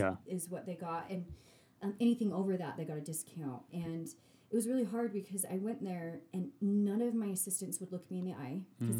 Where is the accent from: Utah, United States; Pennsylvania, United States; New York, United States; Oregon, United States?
Utah, United States; Sandy; I'm naive. I'm from Sandy, Utah.